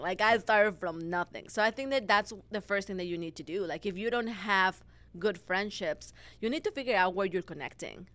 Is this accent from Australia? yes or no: no; Mexico; moved away as an adult; now in United States; I was born and raised in Mexico. Mm-hmm. And after 22 years living in there, I moved to the States where I knew nobody.